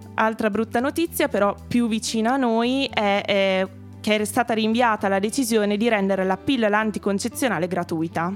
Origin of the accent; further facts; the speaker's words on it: Emilia-Romagna, Italy; now in Milan, Italy; io sono romagnola